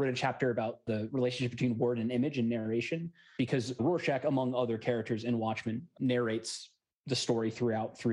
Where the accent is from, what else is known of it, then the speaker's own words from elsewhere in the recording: Alexandria, Virginia, United States; I'm from Alexandria, Virginia